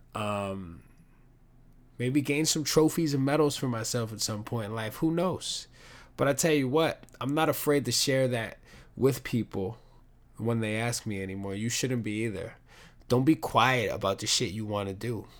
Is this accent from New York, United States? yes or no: yes; New York City, New York, United States; we're both from the Bronx.